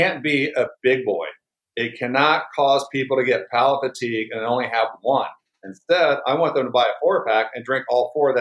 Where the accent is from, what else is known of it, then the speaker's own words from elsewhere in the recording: Indiana, United States; now in Phoenix, United States; here in Phoenix because, well, I'm a person from Indiana